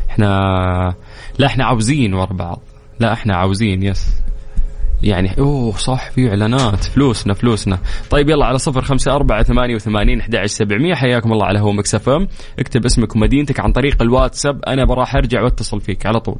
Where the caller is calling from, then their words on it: Riyadh, Riyadh Province, Saudi Arabia; الاسم الكريم … من الرياض